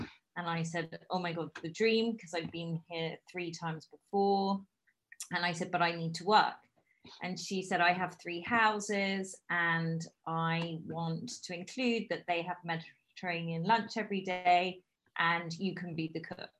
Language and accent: English; London, United Kingdom; accent: British; moved away; also born or lived in Bristol / Bogota, Colombia; I have a very British accent because I grew up in London